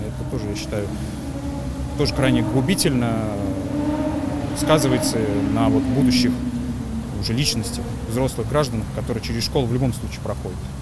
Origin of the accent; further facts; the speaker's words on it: Samara Oblast, Russia; moved away as an adult; also born or lived in Kazan; Сам я, конечно, родом с Самарской области